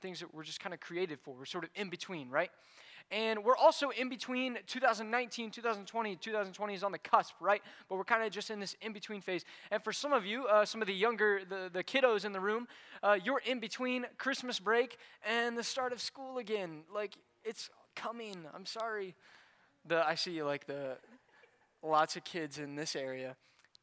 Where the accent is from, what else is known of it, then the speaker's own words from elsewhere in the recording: Indianapolis, Indiana, United States; moved away; I grew up in Indianapolis.